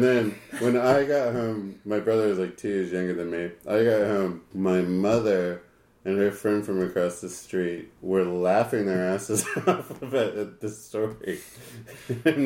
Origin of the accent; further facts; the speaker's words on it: Loveland, Colorado, United States; I grew up in Loveland, Colorado, not a particularly diverse place